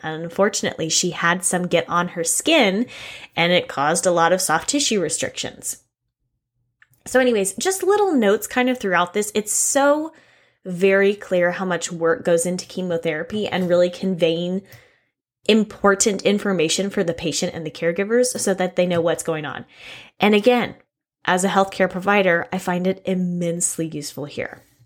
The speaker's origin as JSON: {"language": "English", "region": "Texas", "country": "United States", "said": "I'm from Texas"}